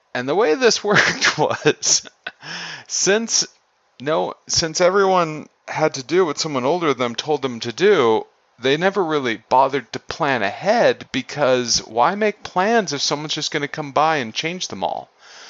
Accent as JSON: {"language": "English", "region": "Idaho", "country": "United States", "said": "I'm originally from Idaho, and I've been back to Idaho in the winter."}